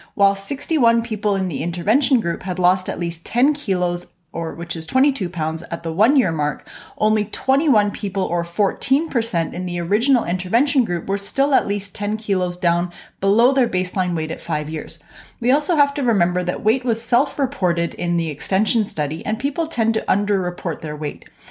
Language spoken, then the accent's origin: English; Canada; I'm a Canadian physician